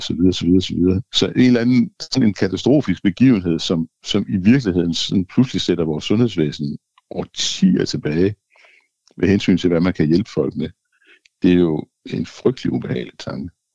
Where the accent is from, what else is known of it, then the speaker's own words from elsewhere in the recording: Denmark; jeg er først og fremmest dansker